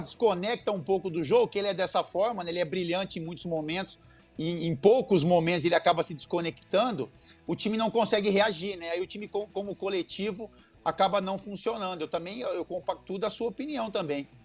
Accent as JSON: {"language": "Portuguese", "country": "Brazil", "said": "nós como brasileiros e apaixonados por futebol"}